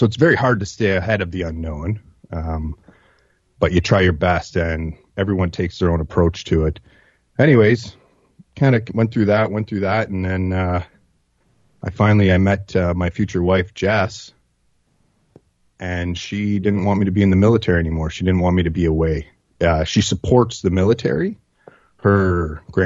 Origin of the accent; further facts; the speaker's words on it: Northern Ontario, Canada; I grew up in Northern Ontario